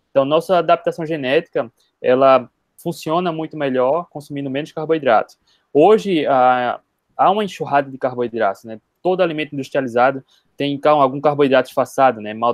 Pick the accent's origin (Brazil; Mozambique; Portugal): Brazil; Recife, Pernambuco; sou de Recife.